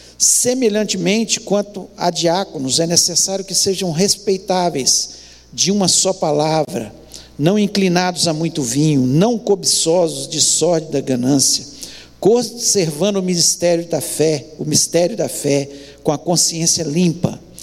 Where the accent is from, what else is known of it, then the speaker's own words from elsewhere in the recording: Brazil; Nós, como brasileiros, temos a mania de o jeitinho brasileiro